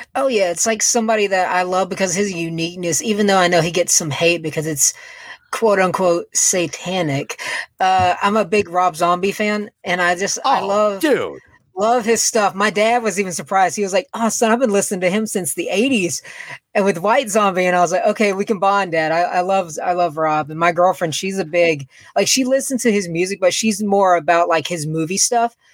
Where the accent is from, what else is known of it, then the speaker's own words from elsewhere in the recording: Macon, Georgia, United States; I am from Macon, Georgia. It's like an hour away from Atlanta